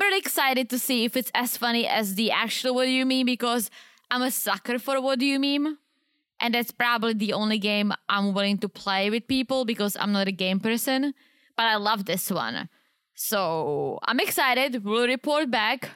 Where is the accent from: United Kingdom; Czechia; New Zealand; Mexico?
Czechia; moved away; I grew up in the Czech Republic